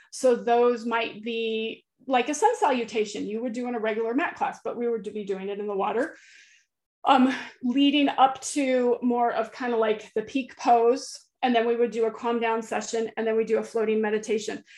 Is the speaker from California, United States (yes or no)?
yes; central California, United States; moved away as an adult; now in Florida, United States; I grew up in California um, oh. in a beach town in central California